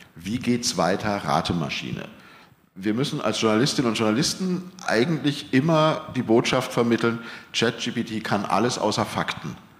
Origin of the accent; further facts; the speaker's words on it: Germany; sind wir Deutsche